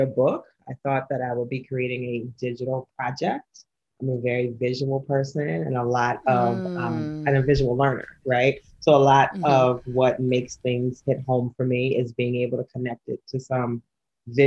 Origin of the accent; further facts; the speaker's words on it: New Orleans, Louisiana, United States; moved away; I grew up in New Orleans, which has a long history of colorism and identity politics